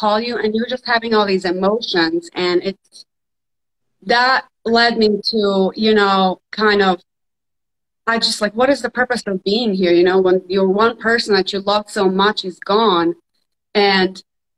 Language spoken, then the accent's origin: English; Bosnia & Herzegovina; now in Jacksonville, United States; I'm originally from Bosnia. So I immigrated here during the Civil War in the 90s.